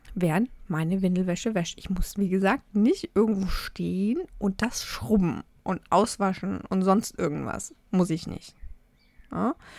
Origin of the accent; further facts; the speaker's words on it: Germany; bei uns in Deutschland